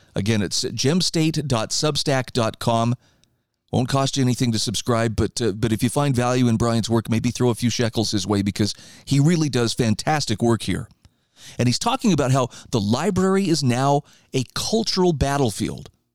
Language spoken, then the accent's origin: English; Idaho, United States; here in my home state of Idaho